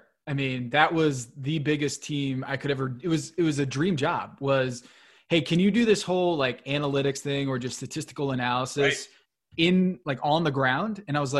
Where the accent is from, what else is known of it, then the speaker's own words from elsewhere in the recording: United States; growing up outside of New York City